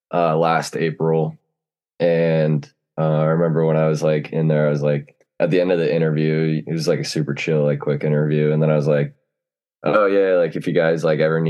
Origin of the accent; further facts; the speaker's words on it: New Jersey, United States; I'm from Jersey.